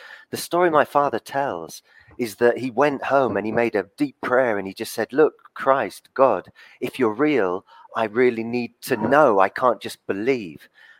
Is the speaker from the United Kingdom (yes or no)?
yes; England, United Kingdom; Well, I was born on the South Coast, but I got a Southern father and a Northern mother. So I lived in the North and in the South.